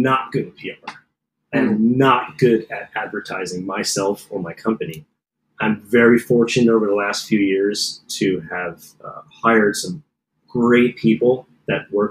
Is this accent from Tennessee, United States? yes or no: no; Lebanon Township, New Jersey, United States; I grew up in a small town in New Jersey